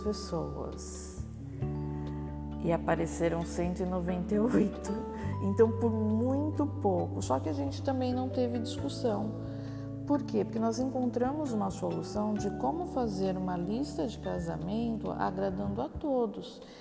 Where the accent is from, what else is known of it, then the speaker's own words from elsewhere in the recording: Baixada Santista, São Paulo, Brazil; Eu sou da Baixada Santista